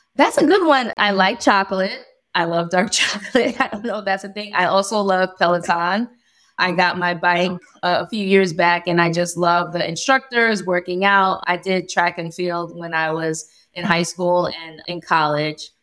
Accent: New York, United States; moved away as an adult; now in Delaware, United States; born and raised in New York, family moved into Delaware, and we love it.

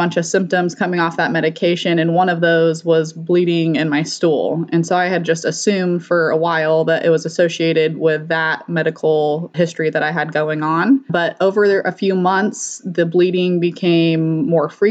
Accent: Colorado, United States; moved away as an adult; now in Bakersfield, United States; originally I'm from Colorado

